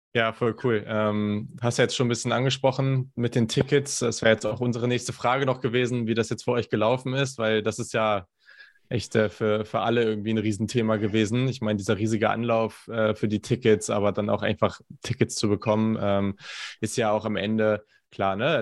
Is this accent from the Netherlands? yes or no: no; Hanover, Lower Saxony, Germany; ich komme aus Hannover